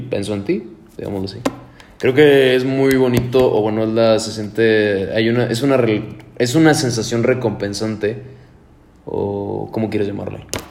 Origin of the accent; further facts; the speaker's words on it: Mexico; uno como mexicano